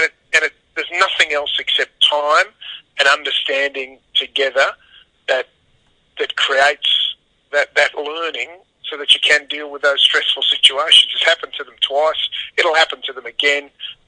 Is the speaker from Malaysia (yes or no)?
no; Australia; because I'm an Aussie rugby fan